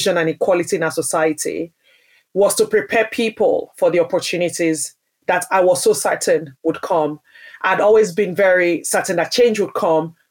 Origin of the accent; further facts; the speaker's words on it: Nigeria; now in United Kingdom; I grew up in Nigeria, which is a majority Black country